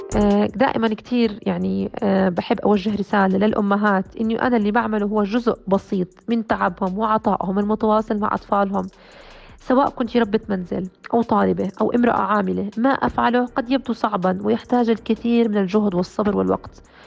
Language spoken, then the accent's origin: Arabic; Jordan; also born or lived in United States; بلدي الأردن